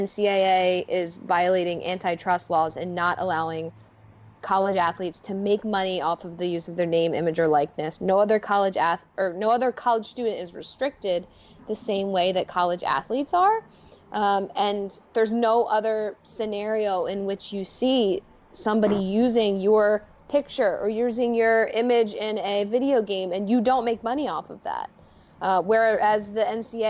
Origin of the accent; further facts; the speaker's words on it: Philadelphia, Pennsylvania, United States; now in New York City, United States; I'm from Philadelphia, so I'm a Philadelphia sports fan through and through.